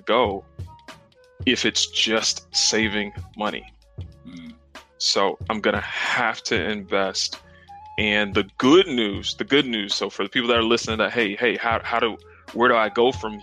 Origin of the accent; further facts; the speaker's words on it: South Carolina, United States; I'm actually from the South. I'm from South Carolina. Grew up, got two siblings